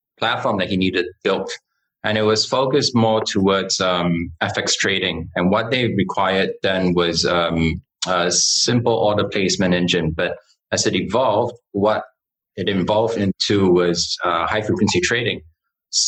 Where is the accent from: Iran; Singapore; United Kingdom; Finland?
Singapore; I was born and raised in Singapore.